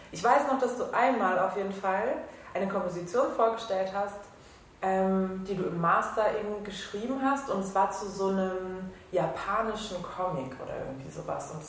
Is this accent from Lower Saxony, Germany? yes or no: no; Berlin, Germany; ich bin Berlinerin.